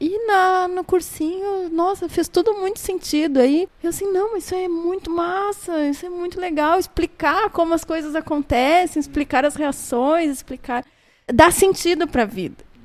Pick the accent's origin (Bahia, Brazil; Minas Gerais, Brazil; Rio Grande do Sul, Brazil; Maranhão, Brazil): Rio Grande do Sul, Brazil; Santa Maria; Eu sou natural de Santa Maria e eu fiz a minha graduação e mestrado em Santa Maria. Mas eu não passei a minha vida em Santa Maria.